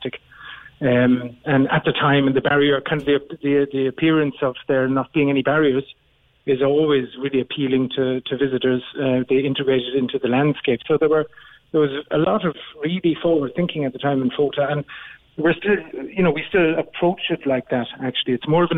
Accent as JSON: {"language": "English", "town": "Cork", "region": "Munster", "country": "Ireland", "accent": "Cork", "moved": "as an adult", "lives_now": "Berlin, Germany"}